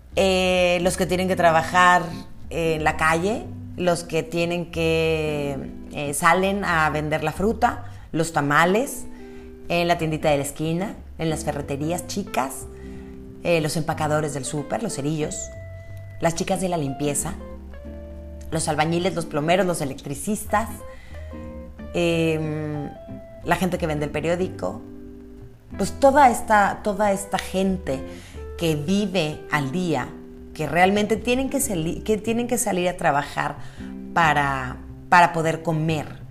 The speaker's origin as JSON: {"language": "Spanish", "country": "Mexico", "said": "Obviamente hay cosas que nos preocupan como mexicanos."}